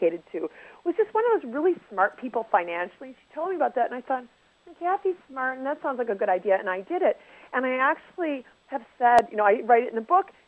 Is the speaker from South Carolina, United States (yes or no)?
no; Michigan, United States; also born or lived in New York; now in Los Angeles, United States; I'm from Michigan